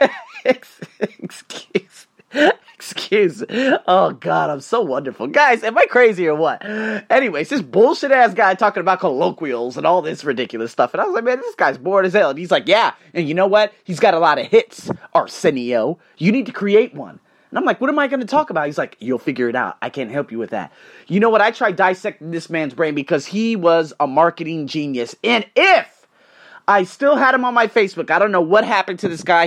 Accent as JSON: {"language": "English", "town": "Las Vegas", "region": "Nevada", "country": "United States", "tie": "born or raised there", "moved": "as an adult", "lives_now": "Bangkok, Thailand", "said": "I was born and raised in the Vegas craze, I've been living here, in Bangkok for five goddamn years, no, well not, well in Thailand for five years"}